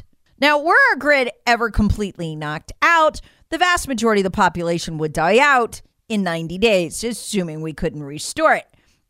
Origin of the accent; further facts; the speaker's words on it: North Carolina, United States; I grew up in North Carolina.